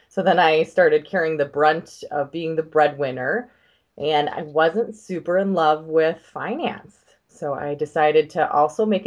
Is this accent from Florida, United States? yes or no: no; Minnesota, United States; I'm from Minnesota